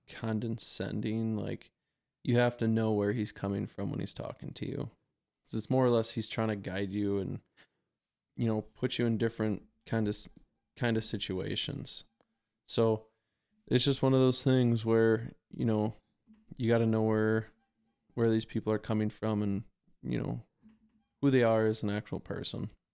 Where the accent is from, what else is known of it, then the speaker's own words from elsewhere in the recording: Wisconsin, United States; we're from Wisconsin.